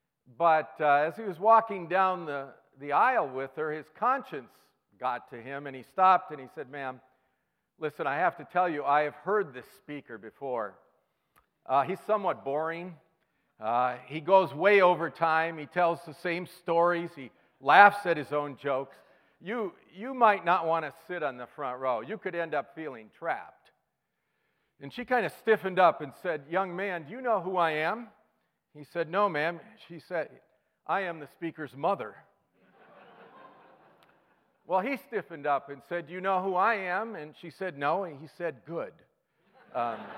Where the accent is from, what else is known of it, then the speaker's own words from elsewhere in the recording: Richfield, Minnesota, United States; moved away as an adult; now in Chicago, United States; I'm from Chicago now, but I was raised in Richfield. Grew up here in Minnesota